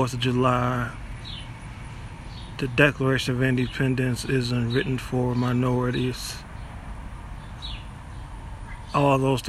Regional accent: Puerto Rico; I greet you today as an African, as a Puerto Rican

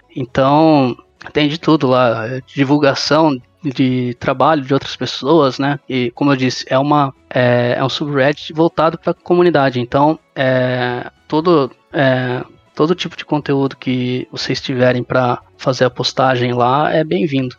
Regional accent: Sorocaba, São Paulo, Brazil; eu sou de Sorocaba

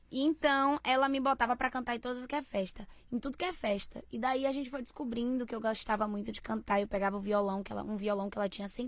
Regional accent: Nazaré das Farinhas, Bahia, Brazil; Eu comecei a cantar com quatro aninhos em muitas festas em Aratuípe, mas eu sou de Nazaré das Farinhas

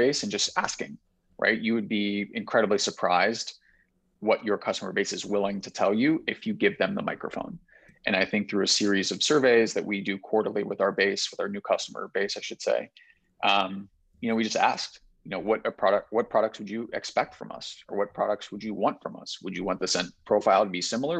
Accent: Cincinnati, Ohio, United States; I'm from Cincinnati

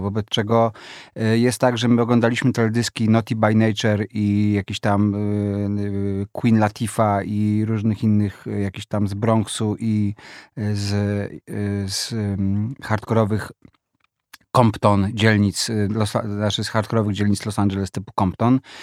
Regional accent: Warsaw, Masovian Voivodeship, Poland; ja się wychowałem w bloku na ulicy Herbsta 4

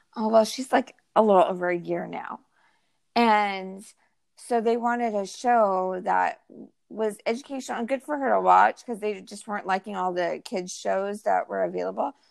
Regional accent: California, United States; also born or lived in Utah / Austin, Texas; now in Houston area, Texas, United States; we're both from California, my husband and I, and we grew up with In and Out Burger

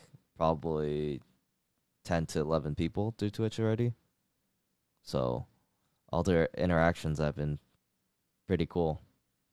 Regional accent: California, United States; born or raised there

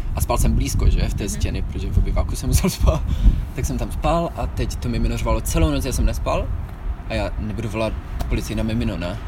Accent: Czechia; moved away as an adult; also born or lived in Netherlands; now in Vienna, Austria; jsem Čech

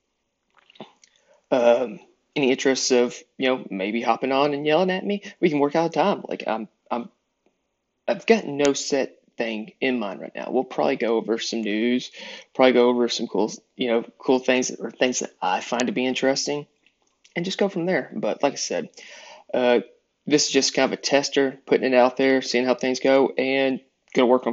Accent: East Texas, United States; Growing up, for the most part, in East Texas, but South Texas

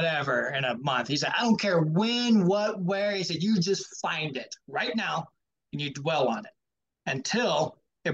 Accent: the Bible Belt, the South, United States; Growing up in the Bible Belt

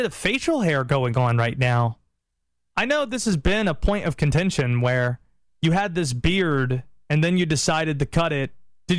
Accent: North Carolina, United States; Nobody thinks I'm from the South or grew up here, even though I did. You don't hear it in my voice.

